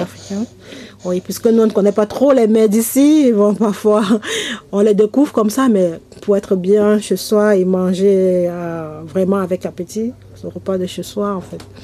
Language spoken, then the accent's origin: French; Cameroon; moved away as an adult; now in France; Je viens du Cameroun. Ça va faire bientôt un an que je suis là